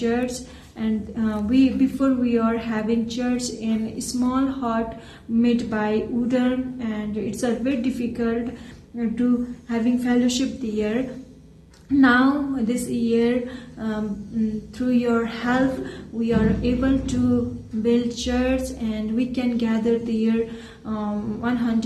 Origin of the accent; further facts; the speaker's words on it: Nepal; from Nepal, and I'm doing ministry in Far West Nepal. God called me to serve my village